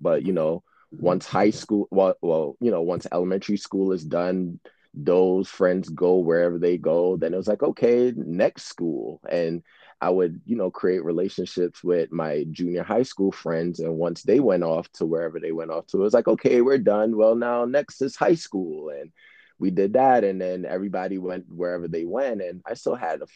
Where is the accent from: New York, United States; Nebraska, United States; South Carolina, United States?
New York, United States; New York City; growing up in Brooklyn